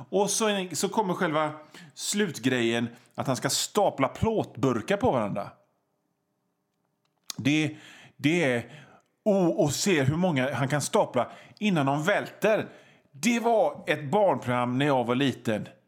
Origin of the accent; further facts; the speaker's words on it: Gothenburg, Västra Götaland, Sweden; Alltså, jag är från Göteborg och vi göteborgare säger ….